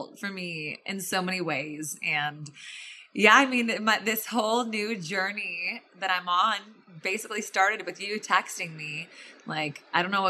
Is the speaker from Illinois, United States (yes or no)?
yes; Illinois, United States; I grew up in Illinois